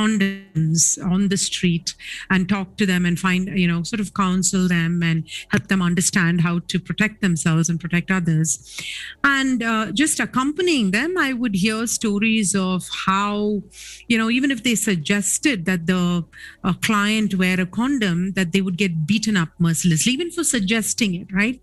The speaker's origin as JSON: {"language": "English", "town": "Chennai", "region": "Tamil Nadu", "country": "India", "tie": "born or raised there", "said": "I grew up in Chennai"}